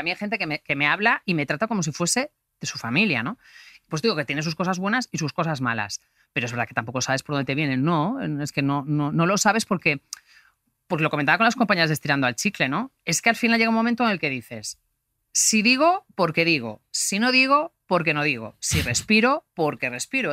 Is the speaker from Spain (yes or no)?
yes; Galicia, Spain; soy gallega